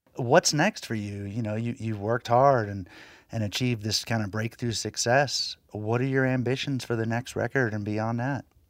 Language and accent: English; Floyd, Virginia, United States; my hometown of Floyd, Virginia